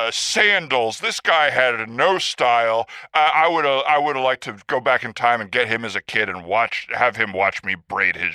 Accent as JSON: {"language": "English", "country": "United States", "tie": "born there", "said": "No, no. I was born in the United States."}